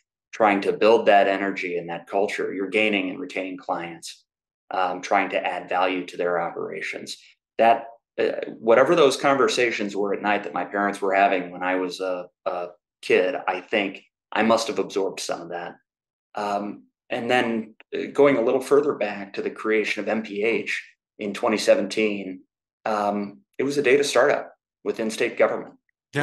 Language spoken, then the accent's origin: English; Indiana, United States; I grew up in Indiana